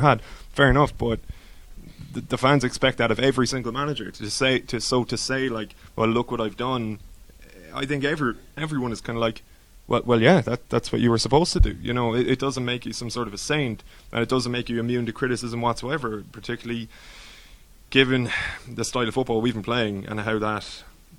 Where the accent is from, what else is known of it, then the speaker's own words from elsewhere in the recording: Ireland; as an Irish football fan